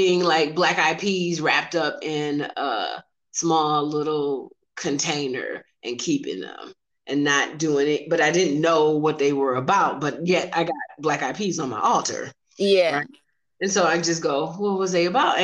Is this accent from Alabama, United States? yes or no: yes; Alabama, United States; I'm from Alabama, so that was in growing up, that was in my family